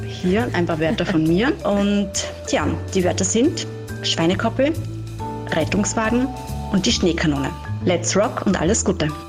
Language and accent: German; Sinabelkirchen, Styria, Austria; ich bin aus der Steiermark, aus Silberkirchen